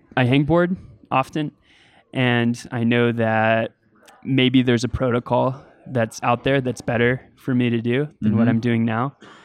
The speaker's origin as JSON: {"language": "English", "town": "Boise", "region": "Idaho", "country": "United States", "tie": "born or raised there", "said": "Yeah, so as I was growing up in Boise, climbing, I would run into that problem."}